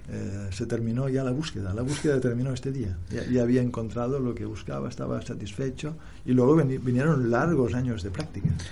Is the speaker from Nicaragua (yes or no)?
no; Barcelona, Catalonia, Spain; moved away as an adult; also born or lived in India; Yo nací en Barcelona